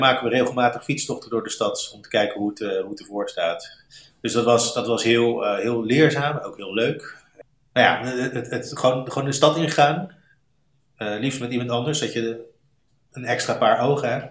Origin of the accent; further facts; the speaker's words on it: Rotterdam, South Holland, Netherlands; moved away; also born or lived in St. Louis, United States; dit is een stad waar ik eh, geboren ben, getogen ben